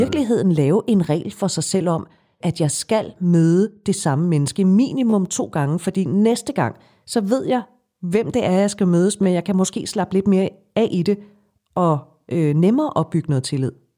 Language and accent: Danish; Denmark; vi danskere